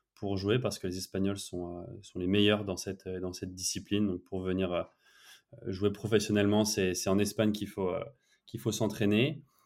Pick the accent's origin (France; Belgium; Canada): France; now in Barcelona, Spain; en tant que Français